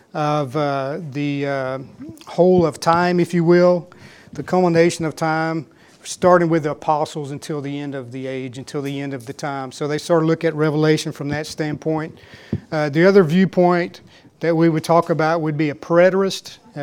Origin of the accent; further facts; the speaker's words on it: West, Texas, United States; and I can never say this right because I grew up here in West, and this is how we talked here in West